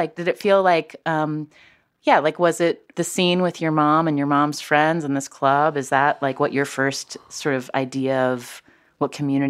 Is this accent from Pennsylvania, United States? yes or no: no; Charleston, West Virginia, United States; I grew up in Charleston, West Virginia.